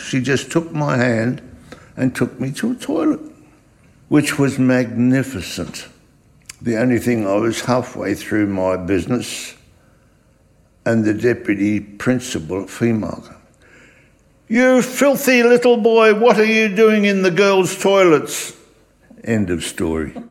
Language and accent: English; Australia; English is a second language; also born or lived in Weissenfels, Germany; I was born in Weissenfels in Germany. I came to Australia in 1938 uh, as a six year old